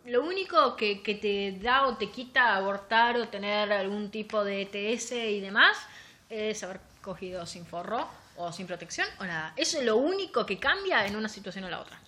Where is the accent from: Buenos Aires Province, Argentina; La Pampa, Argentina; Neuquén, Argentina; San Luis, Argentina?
Buenos Aires Province, Argentina; La Plata; nosotros somos platense